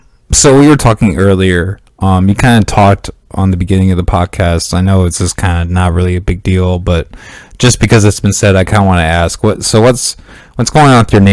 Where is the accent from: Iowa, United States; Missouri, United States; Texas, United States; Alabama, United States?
Iowa, United States; Northwest; now in Des Moines, United States; I grew up in Northwest Iowa